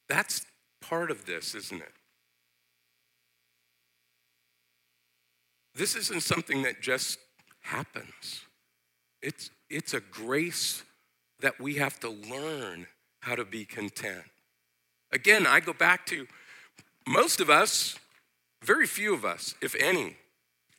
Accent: United States; I as an American

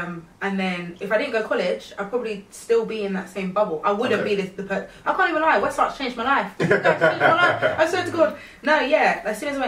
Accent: Stanmore, London, United Kingdom; I'm 26. I'm from Stanmore.

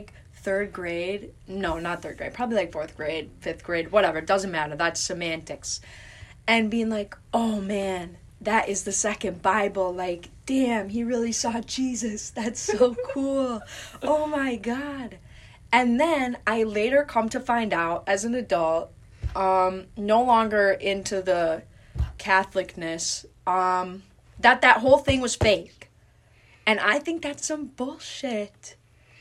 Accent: Midwest, United States; now in Kansas, United States; I am from the Midwest

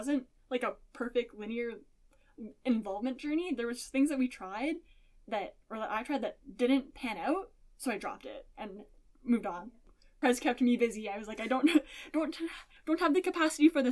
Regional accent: Spruce Grove, Alberta, Canada; moved away; not that far from my hometown and my home city of Spruce Grove, Alberta

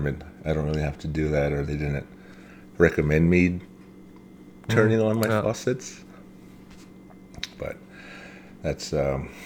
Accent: Pine Ridge Reservation, South Dakota, United States; grew up on the Pine Ridge Rez, born and raised here

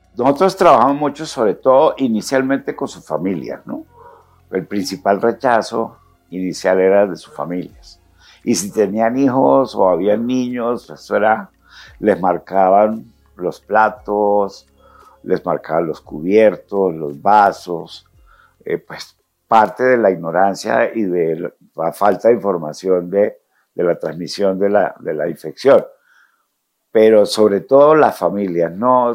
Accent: Ocaña, Norte de Santander, Colombia; yo soy de Ocaña, norte de Santander

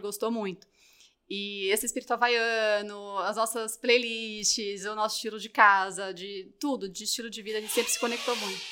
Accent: Ribeirão Preto, São Paulo, Brazil; accent: Caipira; moved away; eu sou de Ribeirão Preto

